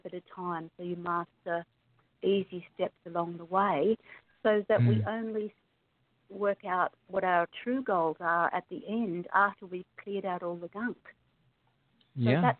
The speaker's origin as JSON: {"language": "English", "country": "Australia", "said": "I'm obviously from Australia because I have a funny accent."}